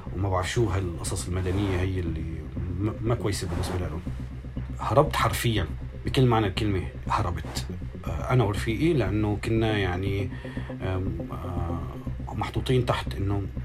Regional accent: Aleppo, Aleppo Governorate, Syria; moved away as an adult; also born or lived in Jordan / Egypt / Manbij; انا حلبي

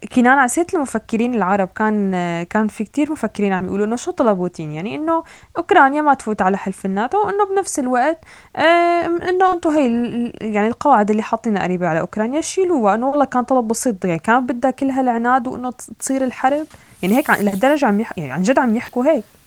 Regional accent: Syria; moved away; also born or lived in Europe; نحن كسوريين

